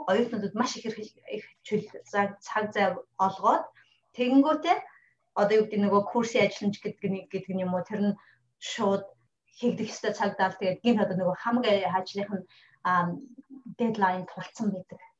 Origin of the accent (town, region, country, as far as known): Mongolia; now in London, United Kingdom